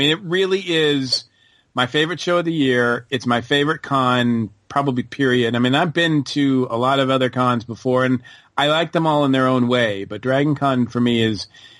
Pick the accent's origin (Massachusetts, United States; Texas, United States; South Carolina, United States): Massachusetts, United States; also born or lived in Orlando, Florida; now in Atlanta, United States; I moved up here to Atlanta. I say up here because I moved from Orlando, even though I'm originally from Massachusetts. But I spent a couple years in Orlando. And then I moved up here in 93